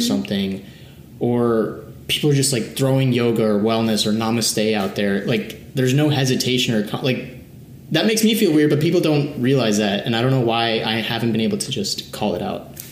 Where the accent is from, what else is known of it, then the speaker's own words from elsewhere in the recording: Washington, District of Columbia, United States; also born or lived in Chennai, India / Kerala, India; I was born in Chennai, uh, raised in Kerala for a little bit, but then mostly raised in the DC area